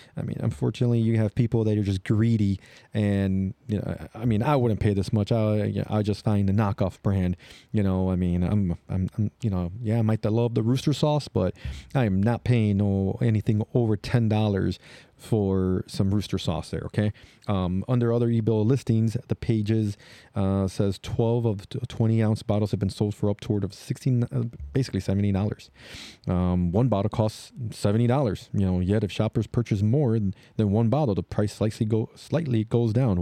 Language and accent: English; Chicago, Illinois, United States; I am from Chicago